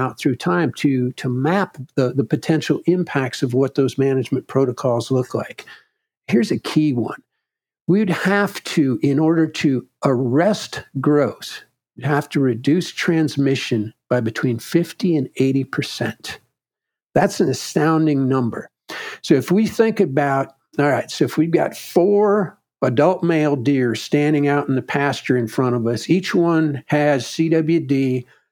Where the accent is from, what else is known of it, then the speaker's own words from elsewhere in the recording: Wisconsin, United States; my home state of Wisconsin